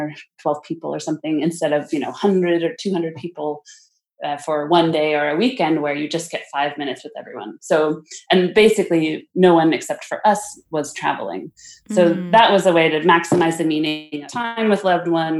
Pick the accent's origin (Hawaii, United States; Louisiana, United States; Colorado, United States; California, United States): California, United States; I grew up in California.